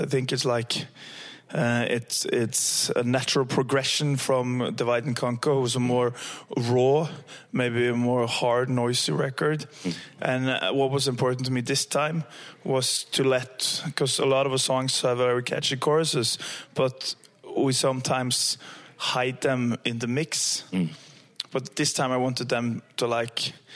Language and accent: English; Stavanger, Rogaland, Norway; now in Trondheim, Norway; I'm from Stavanger